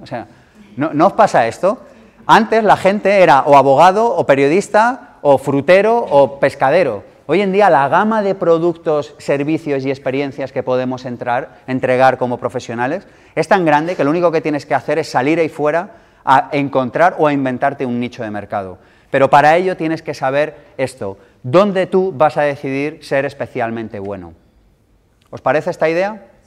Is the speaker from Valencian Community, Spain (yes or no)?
no; Madrid, Community of Madrid, Spain; nací en el 78 en Madrid